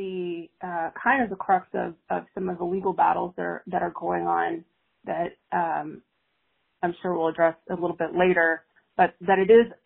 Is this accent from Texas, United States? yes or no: yes; Texas, United States; I am a Texan myself